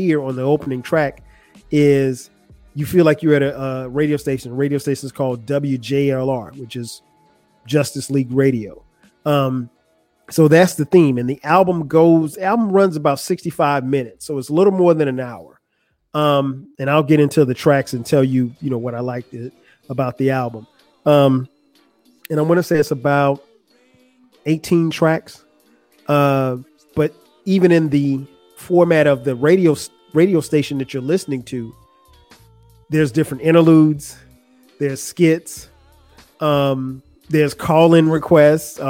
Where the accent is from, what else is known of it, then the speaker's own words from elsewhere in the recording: South Carolina, United States; moved away as an adult; also born or lived in Atlanta; I'm from South Carolina